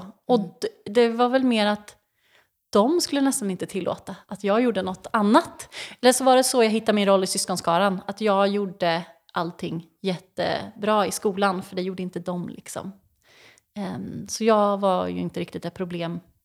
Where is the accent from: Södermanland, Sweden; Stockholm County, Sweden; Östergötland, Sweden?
Östergötland, Sweden; Mantorp; jag är uppvuxen i Mantorp